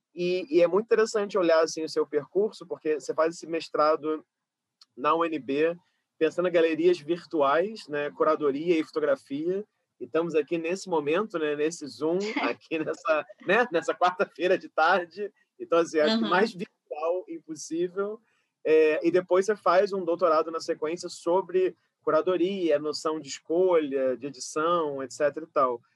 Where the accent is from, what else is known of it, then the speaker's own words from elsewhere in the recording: Rio de Janeiro, Brazil; eu sou uma cria da zona oeste do Rio, sou de Carapaguá